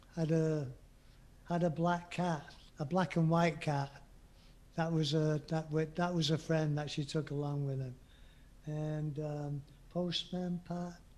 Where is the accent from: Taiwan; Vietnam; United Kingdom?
United Kingdom; England; being English